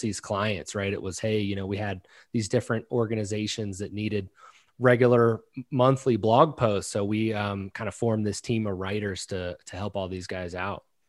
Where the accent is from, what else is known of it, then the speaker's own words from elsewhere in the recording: Maryland, United States; I'm actually from Maryland